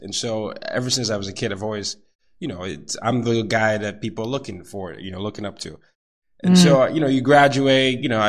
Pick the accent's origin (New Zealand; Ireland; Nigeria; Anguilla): Nigeria; moved away as an adult; now in New York City, United States; Like you have a job in America, so that's a good thing considered as a Nigerian here.